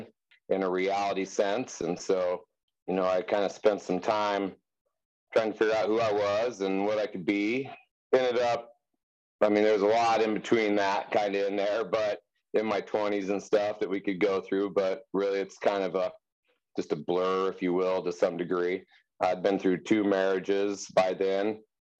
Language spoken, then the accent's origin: English; Wheat Ridge, Colorado, United States; now in Durango, United States; I was born and raised in Wheat Ridge, Colorado, on the Front Range near Denver